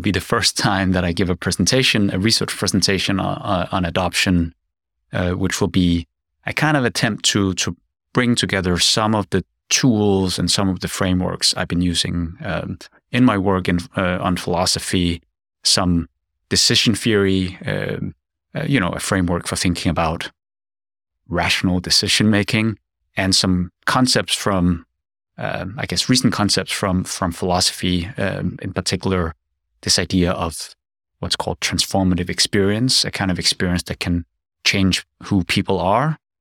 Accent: Denmark; moved away as an adult; also born or lived in South Korea; now in Seoul, South Korea; I'm a Korean adoptee. I grew up in Denmark, but I've been studying and living abroad, uh, for more than twenty years

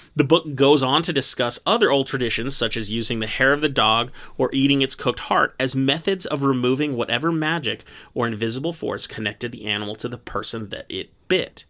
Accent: United States; as an American

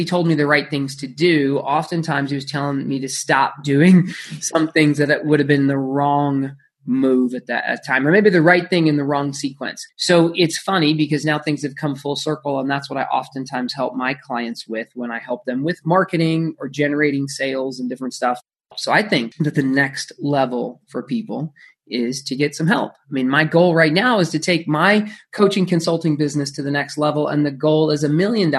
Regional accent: Phoenix, Arizona, United States; I grew up in Phoenix, Arizona

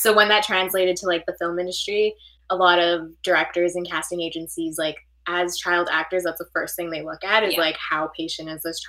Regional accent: Canada; We are Canadian actresses, have been doing this for a while now. Still living in Canada

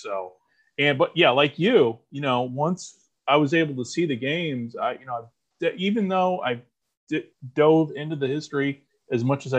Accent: United States; We grew up in the United States of America

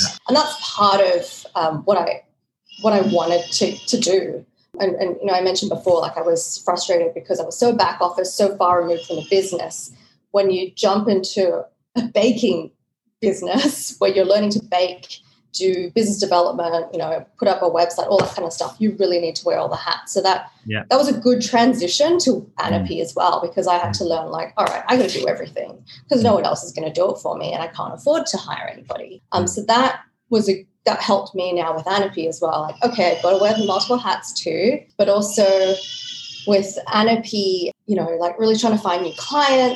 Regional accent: Australia; moved away as an adult; also born or lived in Sydney, Australia / Switzerland / Hong Kong; I'm from Australia, started the career in Sydney, moved to Switzerland, then I was in Hong Kong

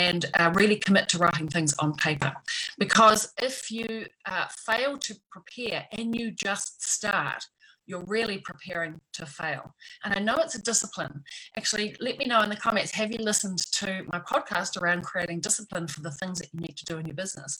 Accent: New Zealand; back in my home country in New Zealand

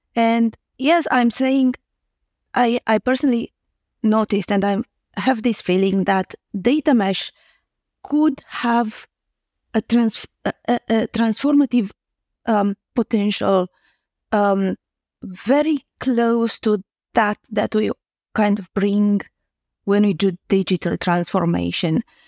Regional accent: Romania; English is a second language; I'm Romanian, so English is not my, um, native language.

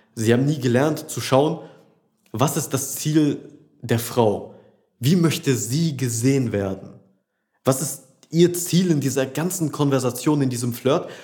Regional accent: Rheda-Wiedenbrück, North Rhine-Westphalia, Germany; also born or lived in Düsseldorf; sind wir jetzt von Düsseldorf hierhin in meine Heimatstadt Reda Wiedenbrück zurückgezogen

